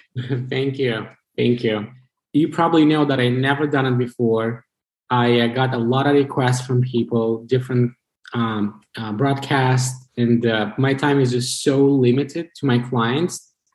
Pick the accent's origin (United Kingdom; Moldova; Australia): Moldova; Chisinau; English is a second language; moved away as an adult; also born or lived in Vermont, United States; now in United States; So I was born in Chisinau, uh, the capital of the country.